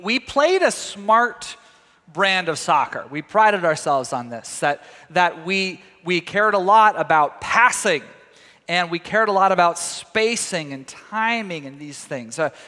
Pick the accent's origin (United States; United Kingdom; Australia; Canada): United States; Tyler, Texas; moved away; my hometown of Tyler, Texas.